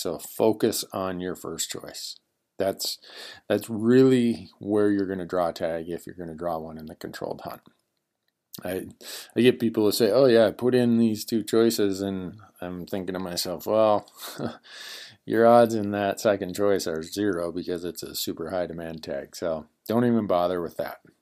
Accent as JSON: {"language": "English", "region": "Montana", "country": "United States", "said": "my home state of Montana"}